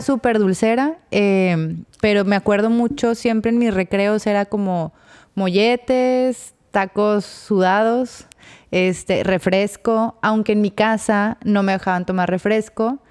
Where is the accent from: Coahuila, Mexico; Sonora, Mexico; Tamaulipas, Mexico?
Coahuila, Mexico; Torreón; yo que soy de Torreón